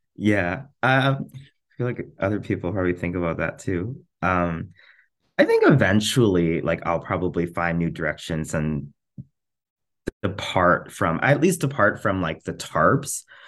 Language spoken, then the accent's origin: English; Trochu, Alberta, Canada; now in Edmonton, Canada; I'm from a very, very small town in rural Alberta, like central Alberta, like, kind of between, kind of like the halfway point between Edmonton and Calgary, like off Highway two. Um, it's called Trochu.